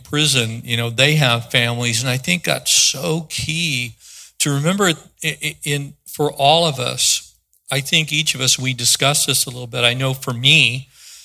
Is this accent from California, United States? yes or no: yes; East San Diego County, California, United States; I was born in San Diego County, grew up in East San Diego County